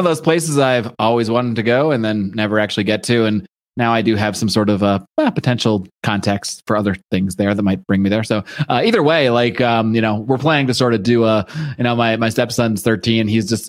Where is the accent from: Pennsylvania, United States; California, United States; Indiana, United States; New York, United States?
New York, United States; Buffalo; moved away; also born or lived in Connecticut, United States / Los Angeles, United States; So, since I grew up in the East Coast and the Northeast. So I actually grew up in Buffalo, New York, and then Connecticut.